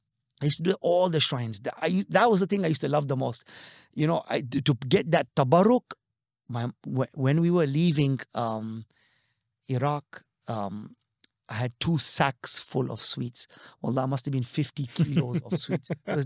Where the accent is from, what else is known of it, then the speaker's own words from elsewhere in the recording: DR Congo; But I also remember we grew up in West Africa. Now, there are very few Khoja Shia families in Zaire, as it was known. Today is the Democratic Republic of Congo.